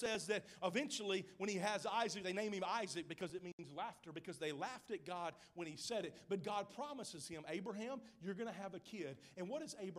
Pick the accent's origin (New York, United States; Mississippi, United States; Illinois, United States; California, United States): Mississippi, United States; now in Oklahoma, United States; I'm from Mississippi